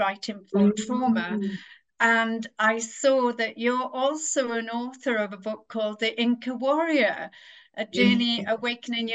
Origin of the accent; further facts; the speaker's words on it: Wales, United Kingdom; being Welsh, we grew up singing and we'd have singing in the assembly